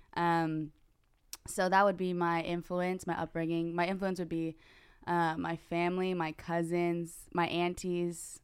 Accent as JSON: {"language": "English", "town": "Morgan Hill", "region": "California", "country": "United States", "tie": "born or raised there", "said": "Uh, born and raised in Morgan Hill, California"}